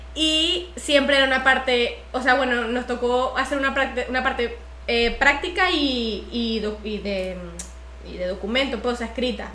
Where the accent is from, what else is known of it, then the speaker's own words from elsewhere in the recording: Venezuela; moved away as an adult; yo apenas terminé el colegio me, me mudé de Venezuela.